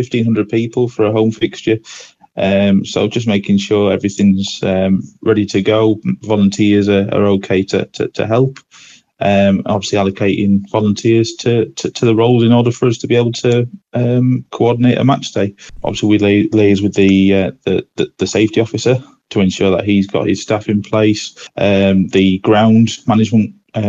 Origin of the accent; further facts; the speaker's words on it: Scarborough, Yorkshire and the Humber, United Kingdom; It's my hometown club